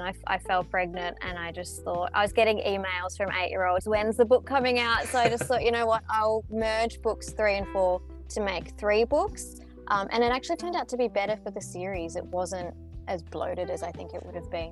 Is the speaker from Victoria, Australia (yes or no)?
yes; Melbourne, Victoria, Australia; I'm a writer from Australia